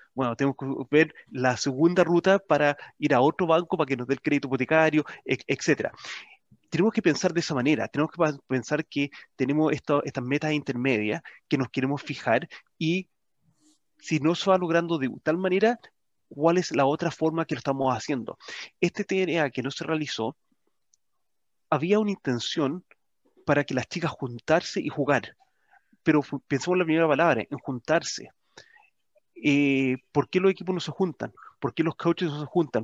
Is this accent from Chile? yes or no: yes; Chile